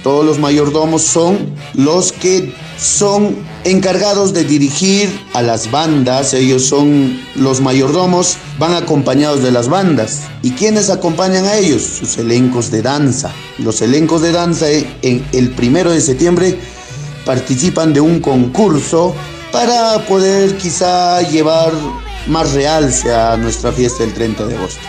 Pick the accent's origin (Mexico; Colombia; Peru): Peru; Carhuamayo, Junín; nuestro distrito de Carhuamayo